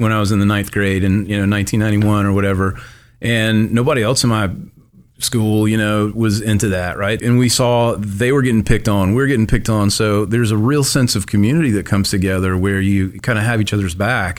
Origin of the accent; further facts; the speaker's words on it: Tupelo, Mississippi, United States; I grew up in Tupelo, uh, my whole life